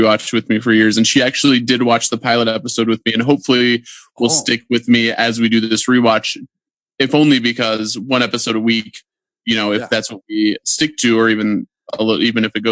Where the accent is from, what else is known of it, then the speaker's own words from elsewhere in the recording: Platte, South Dakota, United States; now in Brookings, United States; I'm originally from Platte, South Dakota. I grew up with this gentleman across the screen from me.